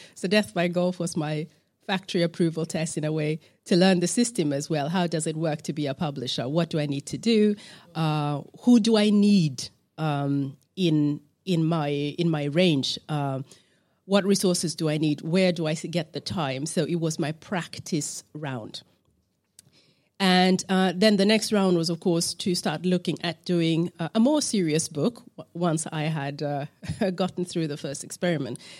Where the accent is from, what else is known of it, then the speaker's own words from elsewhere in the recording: Uganda; on the East African side, I'm from Uganda.